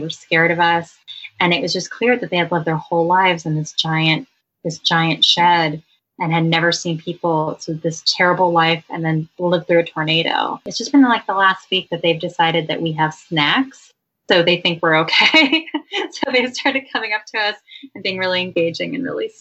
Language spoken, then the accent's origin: English; California, United States; I'm from California